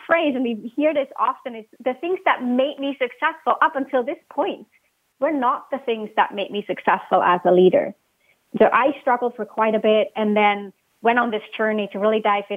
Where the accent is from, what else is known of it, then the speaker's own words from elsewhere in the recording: Switzerland; English is a second language; moved away; I was born and raised in Switzerland. You might pick up on my accent.